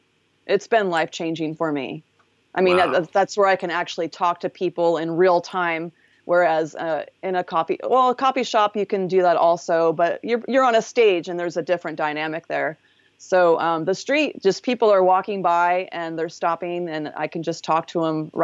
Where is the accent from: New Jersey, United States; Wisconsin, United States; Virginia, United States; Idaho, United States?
New Jersey, United States; Seaside Heights; also born or lived in Philadelphia / Pennsylvania; Oh, on the East Coast, I was born in Philly, and then we lived in rural Pennsylvania a bit. And then New Jersey, Seaside Heights, Toms